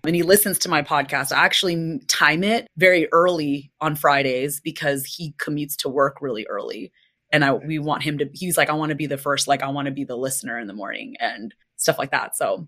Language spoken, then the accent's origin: English; United States; my own identity being Filipina, American, but more so just in general, I think, an immigrant's child growing up and navigating the world as an American